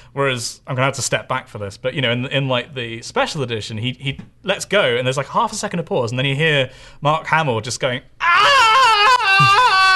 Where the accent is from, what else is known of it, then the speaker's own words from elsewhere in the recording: Bristol, South West England, United Kingdom; that's my hometown. Bristol, Bristol is where I'm from